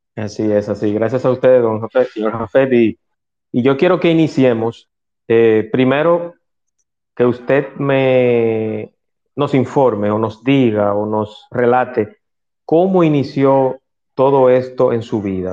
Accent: Dominican Republic; en mi país

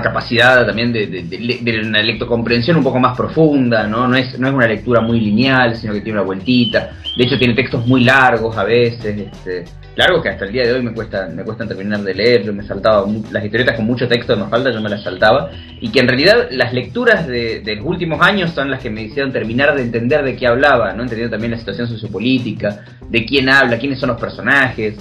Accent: Argentina; yo como soy argentino, este, me crié leyendo Mafalda

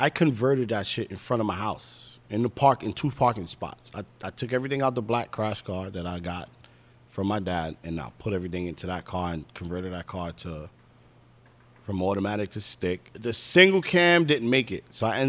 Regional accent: St. Vincent & Grenadines; And Nick and everybody over there was all West Indians. I'm from St. Vincent. Nick was from Barbados.

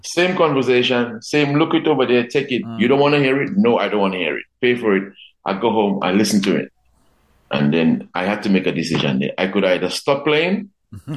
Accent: Dominica; I remember growing up in, in Dominica in the 70s

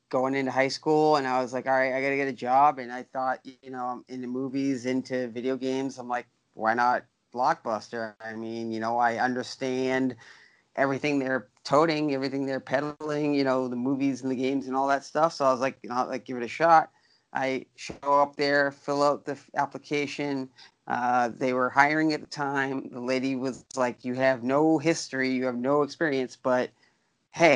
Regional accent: Lynn, Massachusetts, United States; also born or lived in Peabody, Massachusetts; Lynn, Mass, born and raised

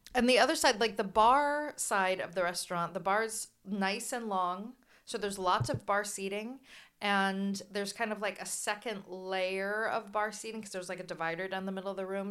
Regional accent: San Luis Obispo, California, United States; we're from Slough

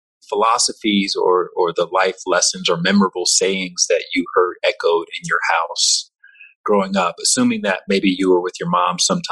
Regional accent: Alabama, United States; I remember growing up in Alabama

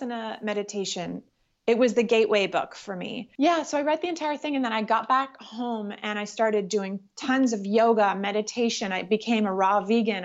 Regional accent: Ottawa, Ontario, Canada; moved away as an adult; also born or lived in Los Angeles; I was raised in Ottawa, Canada

